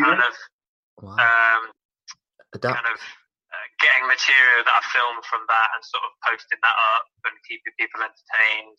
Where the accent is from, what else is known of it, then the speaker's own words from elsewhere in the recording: Nottingham, East Midlands, United Kingdom; I'm from Nottingham